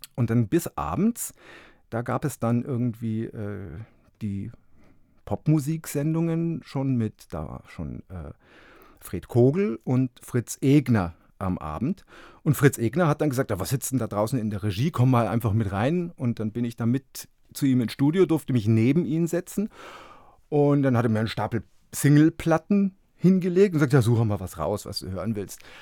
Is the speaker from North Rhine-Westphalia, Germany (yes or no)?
no; Fürstenfeldbruck, Bavaria, Germany; moved away as an adult; also born or lived in Munich / Augsburg / Leipzig / Berlin; ich bin ja. Äh, in München geboren und in Fürstenfeldbruck groß geworden